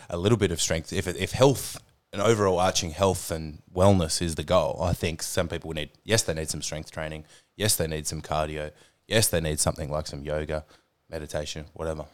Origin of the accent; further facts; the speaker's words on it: Hobart, Tasmania, Australia; I grew up in Hobart in Tasmania